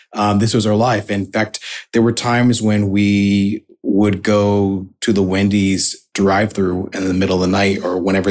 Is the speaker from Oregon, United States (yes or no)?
yes; Oregon, United States; also born or lived in Salt Lake City, Utah; I was born in Salt Lake City, Utah, which is an unusual place for a Black American to be born, certainly at that time. And then we moved to Oregon